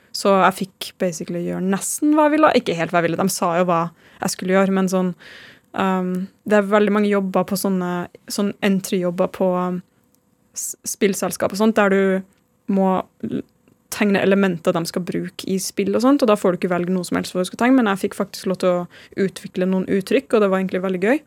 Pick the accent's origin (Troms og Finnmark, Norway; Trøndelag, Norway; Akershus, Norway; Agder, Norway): Trøndelag, Norway; Trondheim; moved away; jeg er fra Trondheim